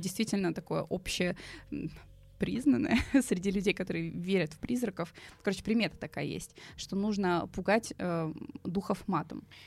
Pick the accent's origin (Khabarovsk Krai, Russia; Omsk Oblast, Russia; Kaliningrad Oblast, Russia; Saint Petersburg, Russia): Saint Petersburg, Russia; я как петербурженка